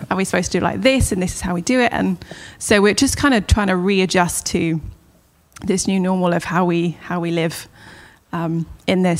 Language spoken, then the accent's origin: English; Southampton, South East England, United Kingdom; moved away as an adult; now in Los Angeles, United States; I was also born in Hampshire, so I was born in Southampton, which is just on the on the coast of England. Um, I have a younger brother, and it's just a family of four that grew up in there.